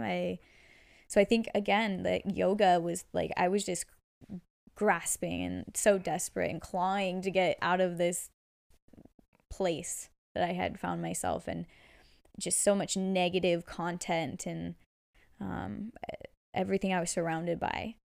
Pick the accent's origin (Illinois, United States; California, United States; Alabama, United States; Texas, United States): California, United States; Bay Area; born and raised in the Bay Area. I love it here